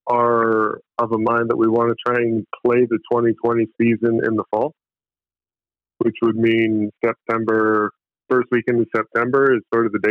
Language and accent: English; Phoenix, Arizona, United States; born there; I'm a dual citizen. My dad's Canadian, my mom's American. I was born in Pho